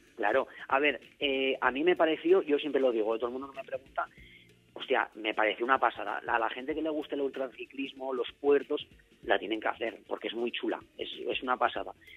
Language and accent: Spanish; Zaragoza, Aragon, Spain; yo soy de Zaragoza, ya había llegado a Zaragoza